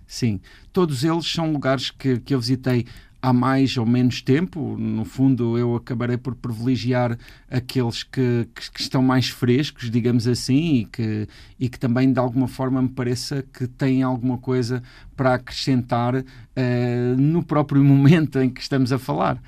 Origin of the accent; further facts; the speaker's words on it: Galveias, Alentejo, Portugal; moved away as an adult; tenho a vila onde nasci diante de mim